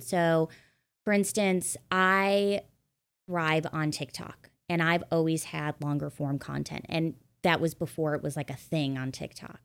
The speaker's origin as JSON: {"language": "English", "region": "Midwest", "country": "United States", "tie": "born or raised there", "also_born_or_lived": "New York / Los Angeles", "moved": "as an adult", "said": "I grew up in the Midwest"}